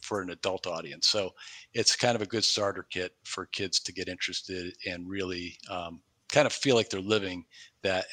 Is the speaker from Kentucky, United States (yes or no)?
no; New York, United States; moved away as an adult; now in Cleveland, United States; I live in Cleveland. I've been here 20 plus years, but way predating that, when I grew up in New York State